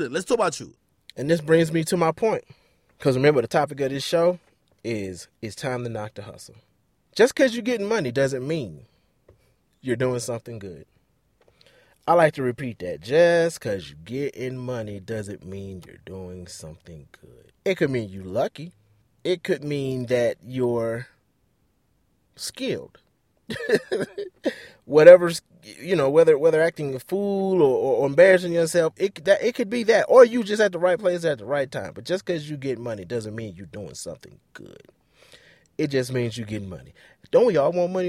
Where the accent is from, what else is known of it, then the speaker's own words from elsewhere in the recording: Detroit, Michigan, United States; moved away; I grew up in Detroit